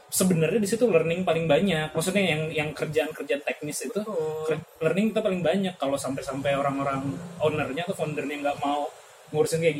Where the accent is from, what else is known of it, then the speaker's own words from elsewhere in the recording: Palembang, South Sumatra, Indonesia; now in Solo, Indonesia; jadi saya asli Palembang tapi sekarang lagi Solo tinggal di Solo